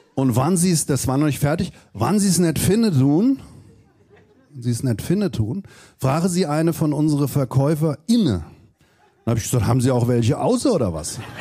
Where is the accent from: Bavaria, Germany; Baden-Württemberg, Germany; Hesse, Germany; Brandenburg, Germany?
Hesse, Germany; Southern; ich komme aus Südhessen